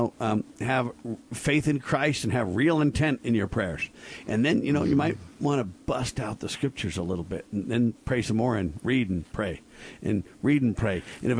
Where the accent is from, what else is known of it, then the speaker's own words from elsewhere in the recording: United States; I'm an American